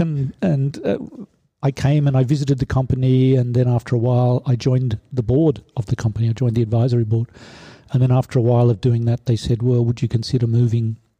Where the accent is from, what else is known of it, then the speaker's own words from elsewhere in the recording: Sydney, New South Wales, Australia; moved away as an adult; now in Stuttgart, Germany; Originally, I'm from uh, Sydney, Australia.